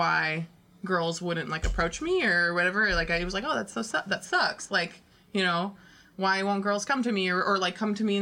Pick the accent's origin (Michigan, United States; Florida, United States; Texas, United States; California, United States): Texas, United States; Houston; moved away as an adult; I am a transplant from Houston, Texas